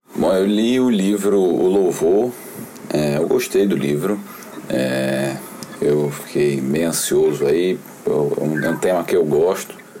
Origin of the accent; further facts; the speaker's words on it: Recife, Pernambuco, Brazil; eu Sou de Recife